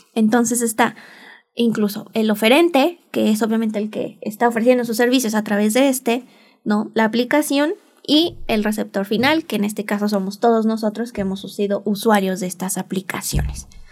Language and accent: Spanish; Mexico; mi país, México